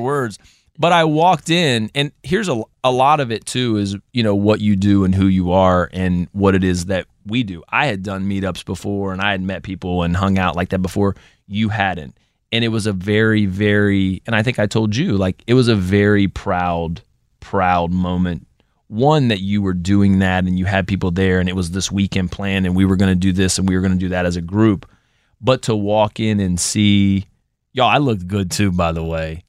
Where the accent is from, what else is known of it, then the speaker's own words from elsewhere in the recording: Columbus, Ohio, United States; now in Virginia, United States; I'm from Columbus, so done that drive hundreds of times